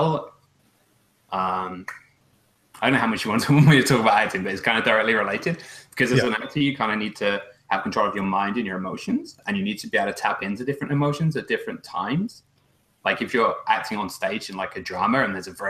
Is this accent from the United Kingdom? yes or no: yes; England, United Kingdom; moved away as an adult; now in Canada; I immigrated from England to Canada